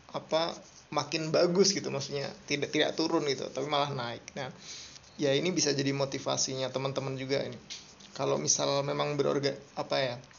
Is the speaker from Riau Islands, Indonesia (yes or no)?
no; Semarang, Central Java, Indonesia; moved away as an adult; also born or lived in Jakarta; now in Bandung, Indonesia; Saya lahirnya di Semarang. Uh, dari kecil dari TK sampai kuliah uh, di Semarang di Undip.